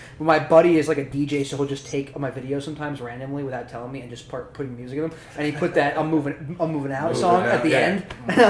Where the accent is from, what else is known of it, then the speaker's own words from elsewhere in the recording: Freehold, New Jersey, United States; I grew up down the street from